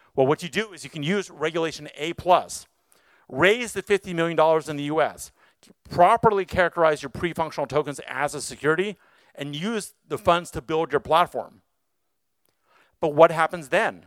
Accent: Los Angeles, California, United States; I'm from Los Angeles

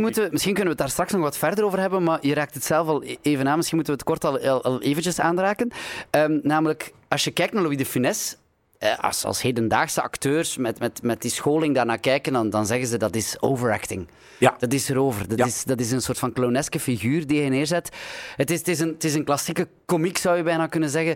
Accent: the French border, Flanders, Belgium; ik ben opgegroeid op de Franse grens.

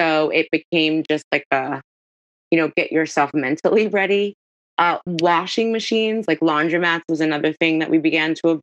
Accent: New York, United States; moved away; also born or lived in Miami; so I grew up in New York, which is very small apartment.

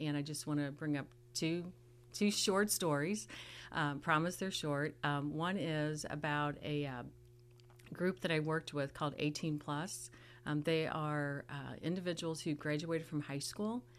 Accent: southern Illinois, United States; moved away as an adult; also born or lived in St. Louis, Missouri / Texas; now in Sedalia, United States; Grew up in a small town in southern Illinois.

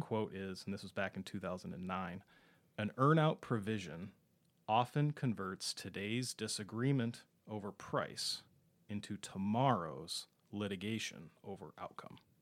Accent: Minneapolis–Saint Paul, Minnesota, United States; also born or lived in Ohio; born and raised in the Twin Cities area

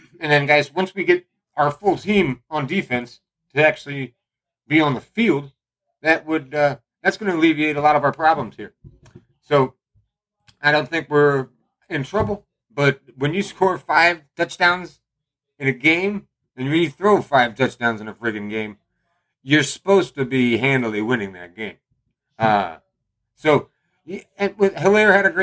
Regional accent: Missouri, United States; I'm from the Show Me State

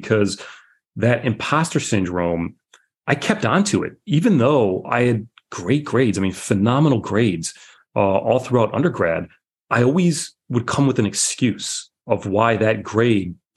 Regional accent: just outside of Detroit, Michigan, United States; I grew up just outside of Detroit

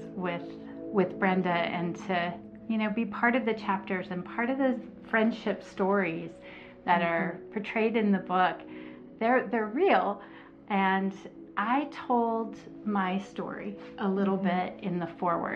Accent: North Texas, United States; moved away; my hometown in North Texas, where my childhood friends and tribe there lives.

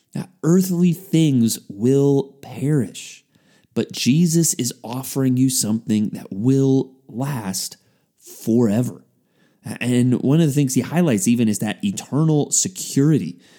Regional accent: San Antonio, Texas, United States; as a high school student growing up in San Antonio, Texas

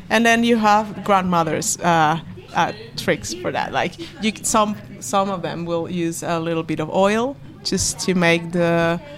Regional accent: Chile; also born or lived in Venezuela; I was born to a Spanish mother and a Venezuelan father, and then I grew up in Chile.

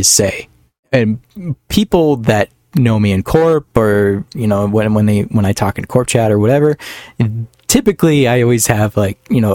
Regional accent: northern Minnesota, United States; I'm not Canadian, though. I grew up in northern Minnesota

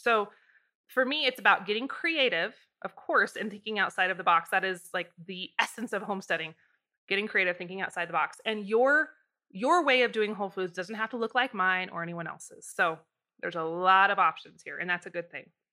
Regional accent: Idaho, United States; I'm from Idaho

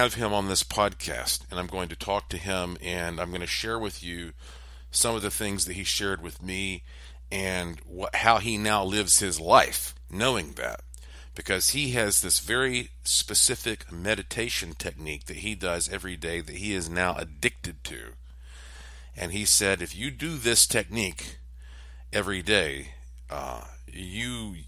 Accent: Asheville, North Carolina, United States; I was from Asheville, North Carolina

